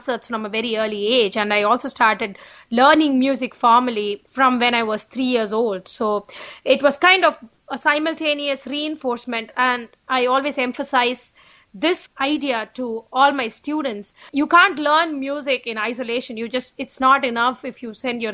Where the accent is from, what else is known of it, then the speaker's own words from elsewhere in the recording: Chennai, Tamil Nadu, India; moved away as an adult; also born or lived in Boston / Los Angeles; now in Albany, United States; I was born and raised in Chennai, which is in the state of Tamil Nadu in South India.